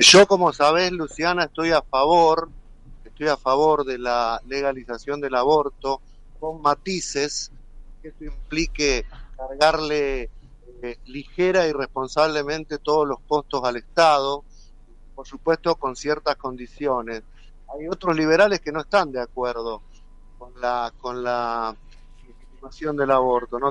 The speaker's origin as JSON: {"language": "Spanish", "country": "Argentina"}